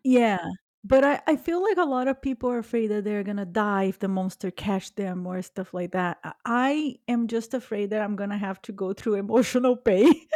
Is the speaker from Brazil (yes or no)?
yes; Brazil; now in United States; I was born in Brazil